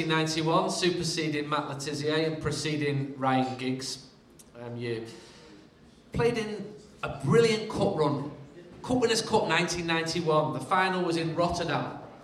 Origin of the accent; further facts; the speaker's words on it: Manchester, North West England, United Kingdom; I can remember being a young lad in Manchester